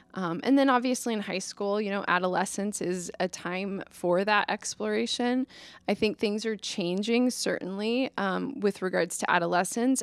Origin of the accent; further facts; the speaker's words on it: Omaha, Nebraska, United States; I grew up in Omaha